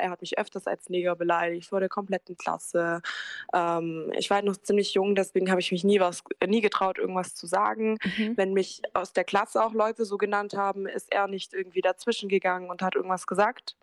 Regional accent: Germany; first language German; ich bin ja auch in Deutschland geboren ich spreche auch keine andere Sprache

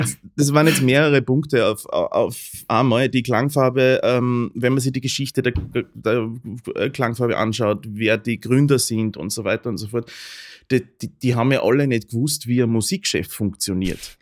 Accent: Upper Austria, Austria; now in Vienna, Austria; ich komme aus Oberösterreich mhm. grundsätzlich und äh, schon immer

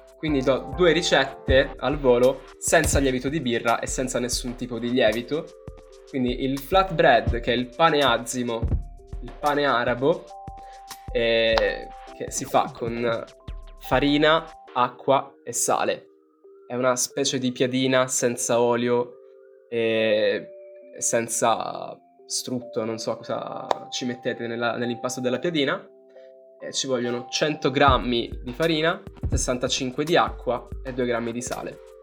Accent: Southern Italy, Italy; per noi che siamo terroni

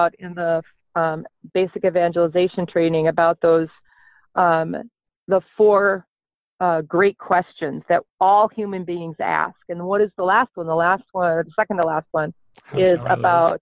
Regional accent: South Milwaukee, Wisconsin, United States; now in Minnesota, United States; I grew up in Milwaukee, South Milwaukee

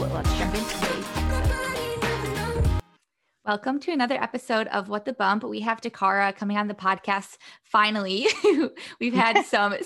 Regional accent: Toledo, Ohio, United States; moved away; I'm from Toledo originally

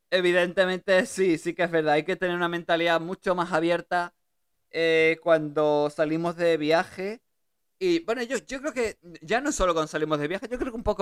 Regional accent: Germany; born there; Yo nací en Alemania

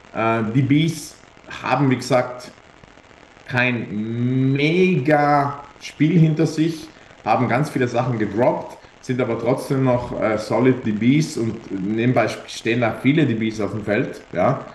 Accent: Italy; wir Italiener

